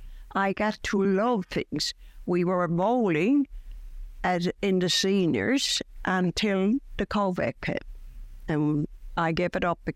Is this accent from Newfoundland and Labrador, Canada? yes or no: yes; St. John's, Newfoundland and Labrador, Canada; Now I'm from Waterford Heights. We've lived there for 59 years. I lived down by St. Joseph's Church in the East End first when we got married